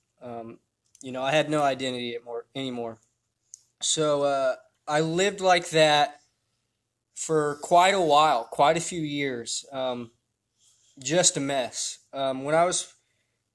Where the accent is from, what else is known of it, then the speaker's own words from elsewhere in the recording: Indiana, United States; I was born in Indiana, 1992, so I'm 27 now. I had a good childhood